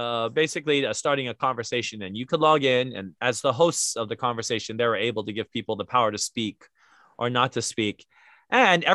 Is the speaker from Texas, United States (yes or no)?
no; Hawaii, United States; who we are as Hawaiian